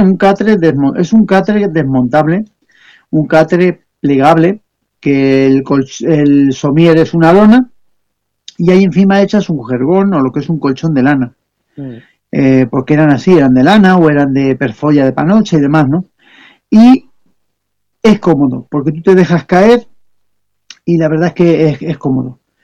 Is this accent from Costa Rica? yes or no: no; Spain